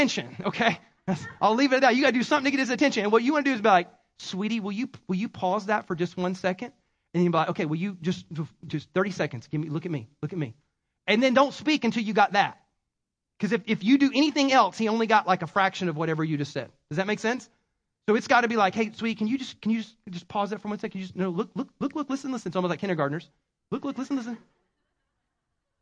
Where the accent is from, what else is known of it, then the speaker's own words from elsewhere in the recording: South Carolina, United States; accent: Southern; I have a Southernism because I'm from South Carolina.